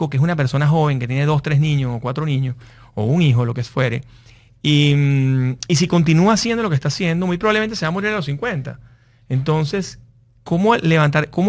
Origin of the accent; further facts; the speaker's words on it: Venezuela; Nosotros que somos venezolanos, nosotros vivíamos 18 años con problemas de luz, con problemas de agua